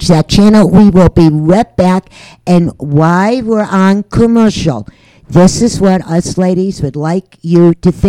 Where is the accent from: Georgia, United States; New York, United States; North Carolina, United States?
New York, United States; moved away; I'm from New York